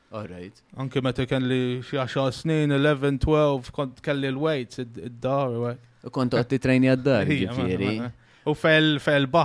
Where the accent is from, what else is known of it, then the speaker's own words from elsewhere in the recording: England, United Kingdom; now in Malta; jien Malti, trabbejt in Guterra, eh, mewċ 15 sena Ingilterra, mewċ skola jem sekundaria.